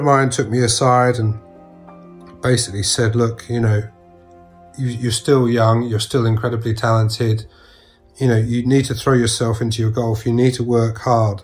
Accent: Sussex, South East England, United Kingdom; I was from Sussex

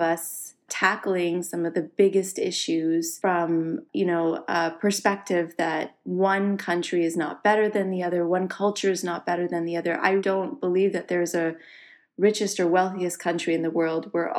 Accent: Canada; also born or lived in Singapore; now in United States; Yes, so I was born in Singapore. My parents were living there at the time for my father's work. And it's interesting, I was born a Canadian citizen. So in Singapore, you're not born with birthright. And so we moved to Canada when I was 4 years old. I grew up there.

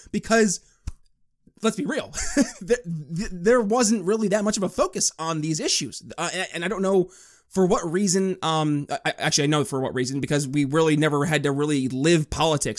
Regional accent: northern New York, United States; now in Indiana, United States; I was born and raised in New York State

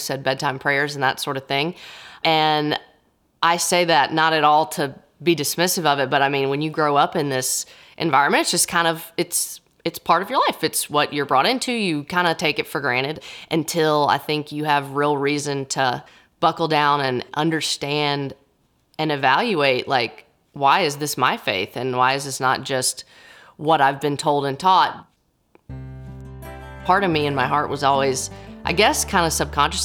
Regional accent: Nashville, Tennessee, United States; I am a Nashville native

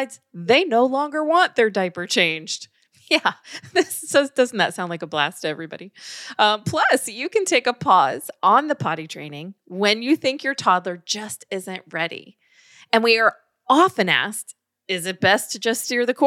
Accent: the South, United States; we're from the South

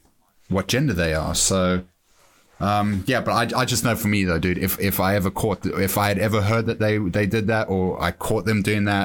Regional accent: South Africa; now in England; growing up in South Africa, where you're always looking over your shoulder

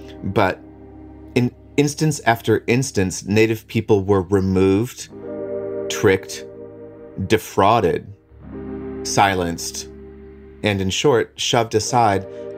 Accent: Leech Lake Reservation, northern Minnesota, United States; I'm Ojibwe from the Leech Lake Reservation in northern Minnesota.

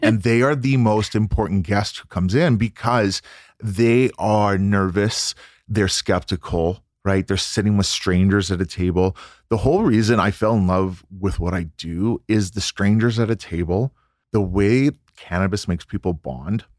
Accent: Vancouver, British Columbia, Canada; I grew up in Vancouver, British

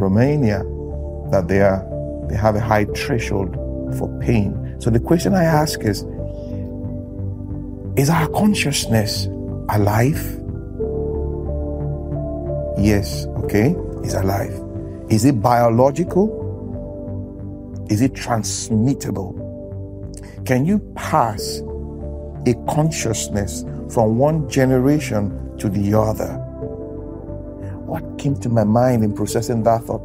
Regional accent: Nigeria; I'm a Nigerian. I will always use my country as an example

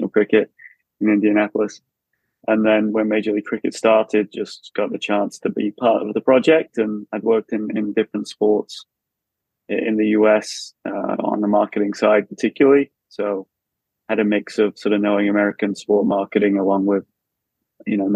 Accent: Brighton, South East England, United Kingdom; moved away as an adult; now in United States; I grew up in Brighton, about 5 minutes from the ground in Hove there.

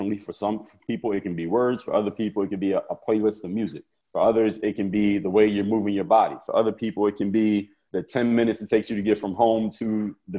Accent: Philadelphia, Pennsylvania, United States; my hometown of Philadelphia, Pennsylvania

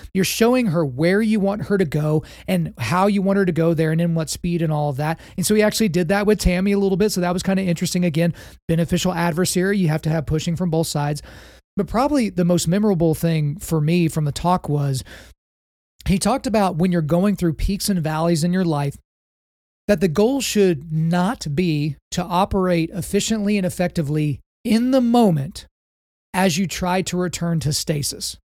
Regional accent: Oklahoma, United States; I grew up in Oklahoma. So just by virtue of the fact that I was born on this beautiful red clay

